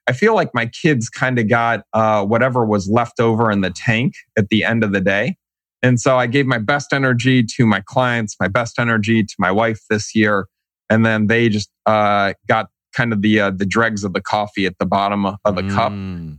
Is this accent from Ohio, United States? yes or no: yes; Shaker Heights, Ohio, United States; accent: flat affect, Midwest; also born or lived in North Carolina; I am a Cleveland guy, so Cleveland, Ohio, and more properly, Shaker Heights.